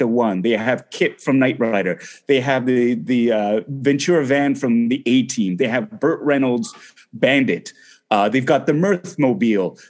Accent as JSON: {"language": "English", "town": "Toronto", "region": "Ontario", "country": "Canada", "said": "I'm from Toronto."}